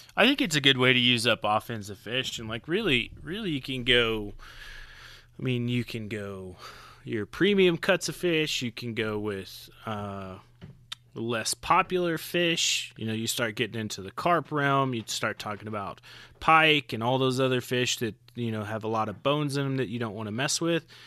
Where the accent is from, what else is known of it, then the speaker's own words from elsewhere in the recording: Oklahoma, United States; moved away as an adult; also born or lived in Florida Keys; now in Colorado, United States; I'm originally from Oklahoma. I left Oklahoma at eighteen